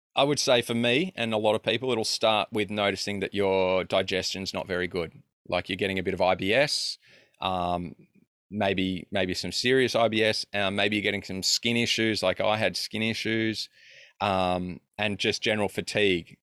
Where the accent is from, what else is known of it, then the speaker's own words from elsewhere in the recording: Australia; I'm a kid from Australia